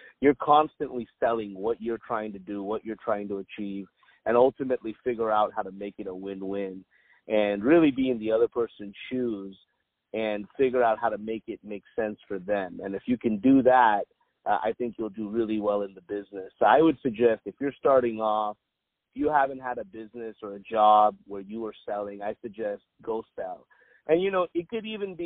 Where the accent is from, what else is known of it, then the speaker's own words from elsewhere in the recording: Irvine, California, United States; also born or lived in Compton, California; grew up here, Irvine, California. Was actually born in Compton.